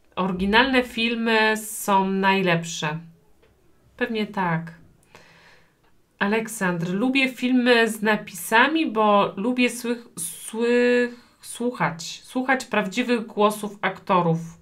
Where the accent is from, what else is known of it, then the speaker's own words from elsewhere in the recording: Poland; Ja urodziłam się w Polsce